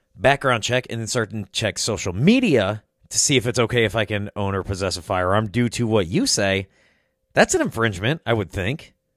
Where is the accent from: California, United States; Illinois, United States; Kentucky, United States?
Illinois, United States; I was born and raised in Illinois